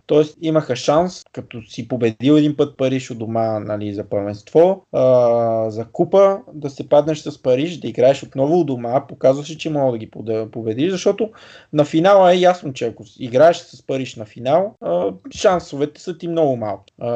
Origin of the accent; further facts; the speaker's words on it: Bulgaria; съм българин